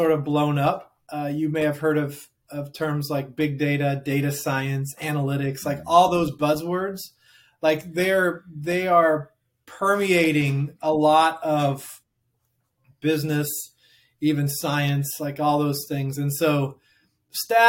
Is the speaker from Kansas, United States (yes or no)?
no; Oregon, United States; moved away as an adult; now in Hamilton, Ohio, United States; I'm from the West Coast, from Oregon